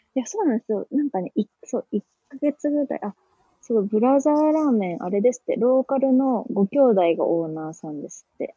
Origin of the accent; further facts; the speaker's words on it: Gifu, Japan; moved away as an adult; now in Singapore; 私の実家の岐阜に基本はいるっていう感じで